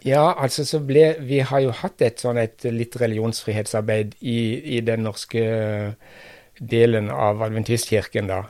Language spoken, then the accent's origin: Norwegian; Kristiansand, Agder, Norway; moved away; jeg kommer fra Kristiansand, altså ganske nær sentrum i, i byen